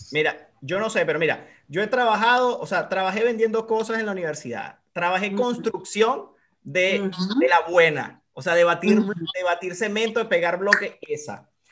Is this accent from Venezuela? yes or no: yes; Venezuela; moved away as an adult; yo por ejemplo en Venezuela, antes de emigrar, siempre eh, fui como de trabajar por mi cuenta